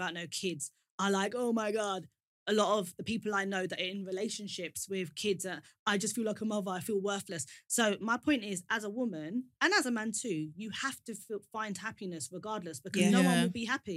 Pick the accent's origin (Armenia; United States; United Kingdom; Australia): United Kingdom; London; me growing up in Tottenham and I was raised in a really religious home initially